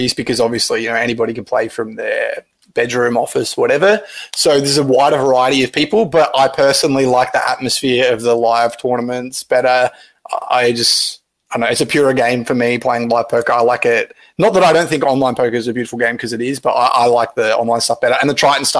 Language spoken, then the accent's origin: English; Australia; I'm Australian